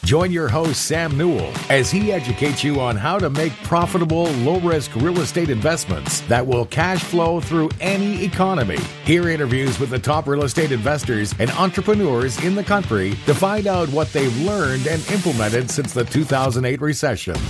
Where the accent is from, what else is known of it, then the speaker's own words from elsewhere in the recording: Israel; moved away as an adult; now in United States; I was born and raised in Israel